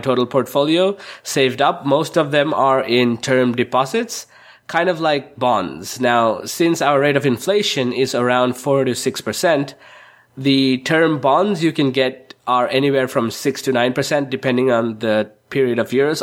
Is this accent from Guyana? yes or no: no; Sri Lanka; I'm from Sri Lanka